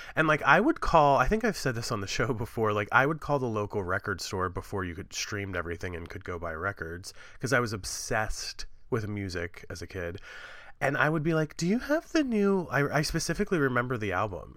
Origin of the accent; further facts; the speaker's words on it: Appalachia, United States; I'm from Appalachia